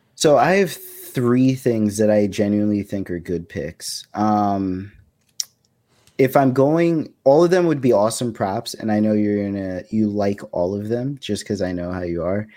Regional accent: New York, United States; where we grew up in New York

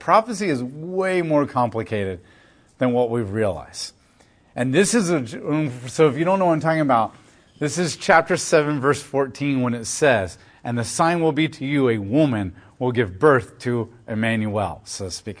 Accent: United States; as American Christians

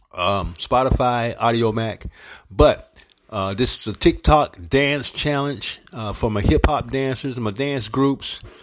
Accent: St. Petersburg, Florida, United States; also born or lived in Harlem, New York; my hometown, 727, St. Petersburg, Florida

